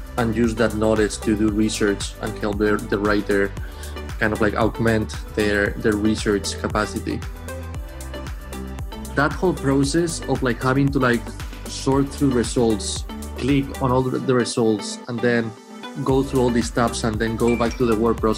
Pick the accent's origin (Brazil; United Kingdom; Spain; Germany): Spain; moved away as an adult; now in Boston, United States; I'm from Spain, but I've been in Boston for about 10 years now. And I first came here to study